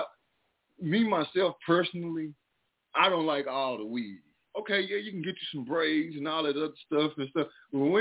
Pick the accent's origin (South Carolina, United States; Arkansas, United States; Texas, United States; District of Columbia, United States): Texas, United States; Mineola; accent: southern; moved away; I'm from Texas, man. I'm from East Texas, a little old bit of town called Mineola